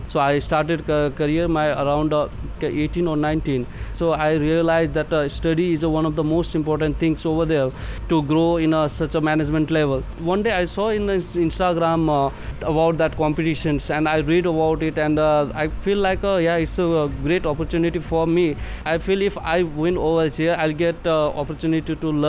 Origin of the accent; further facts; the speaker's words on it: Nepal; moved away as an adult; also born or lived in India; now in Dubai, United Arab Emirates; I'm from Nepal